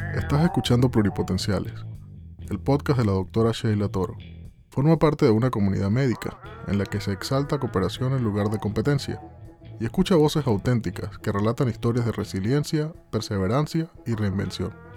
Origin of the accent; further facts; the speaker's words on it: Barquisimeto, Lara, Venezuela; soy de, de Lara, de Barquisimeto